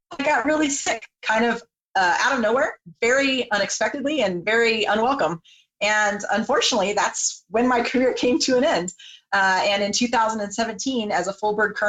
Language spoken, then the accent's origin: English; Las Vegas, Nevada, United States; moved away as an adult; also born or lived in Santa Maria, California / Central California; I grew up in Central California. I was born in Santa Maria, eventually raised in Las Vegas, Nevada